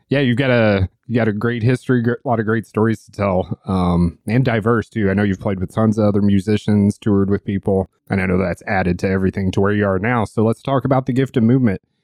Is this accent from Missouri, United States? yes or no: yes; St. Louis, Missouri, United States; my hometown and close to where the barn is located in Saint Louis